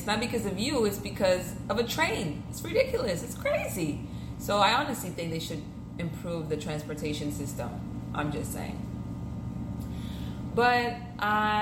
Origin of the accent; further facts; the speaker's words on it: Miami, Florida, United States; first language French; English is a second language; also born or lived in Haiti; I pretty much grew up here in Miami, Kendall to be exact.